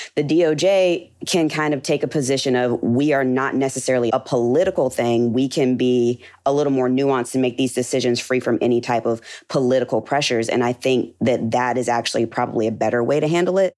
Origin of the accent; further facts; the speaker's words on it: Birmingham, Alabama, United States; I'm originally from Birmingham, Alabama.